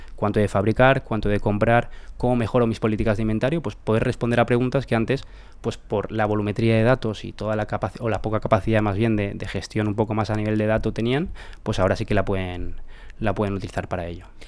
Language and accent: Spanish; Valencia, Valencian Community, Spain; somos de Valencia